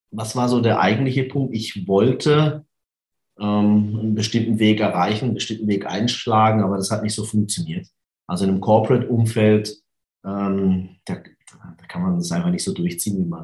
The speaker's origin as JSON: {"language": "German", "town": "Karlsruhe", "region": "Baden-Württemberg", "country": "Germany", "said": "Ich komme aus Karlsruhe, das kann man noch sagen?"}